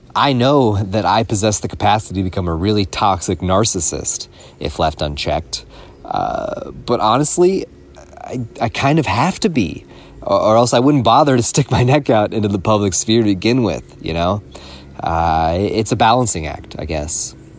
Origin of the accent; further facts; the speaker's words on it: Louisville, Kentucky, United States; moved away as an adult; now in California, United States; I felt very isolated and alienated in my hometown of Louisville, Kentucky